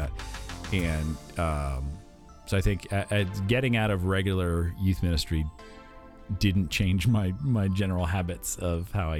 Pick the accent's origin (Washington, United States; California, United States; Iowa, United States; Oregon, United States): Iowa, United States; I grew up in Iowa, so there's a lot of corn out there.